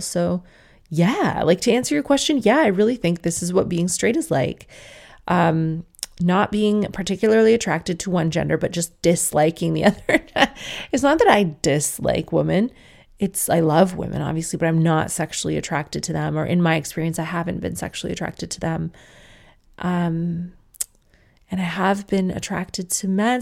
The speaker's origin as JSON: {"language": "English", "country": "Ireland", "said": "I am Irish"}